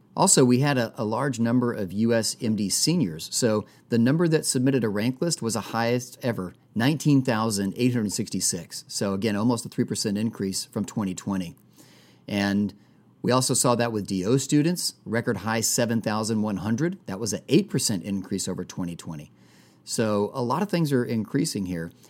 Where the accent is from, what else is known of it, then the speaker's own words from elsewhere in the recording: Texas, United States; like all other people, uh, who were born and raised in Texas